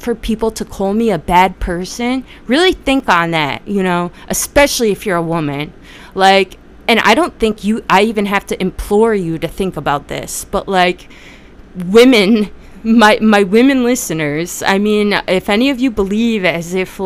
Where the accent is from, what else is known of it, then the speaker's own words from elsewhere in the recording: New Jersey, United States; I'm from Jersey